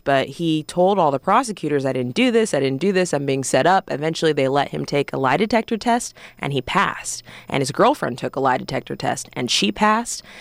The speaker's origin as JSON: {"language": "English", "area": "Orange County", "region": "California", "country": "United States", "tie": "born or raised there", "also_born_or_lived": "Columbia, Missouri / Spokane, Washington", "moved": "as an adult", "lives_now": "Atlanta, United States", "said": "I'm from California, uh, born and raised in Orange County"}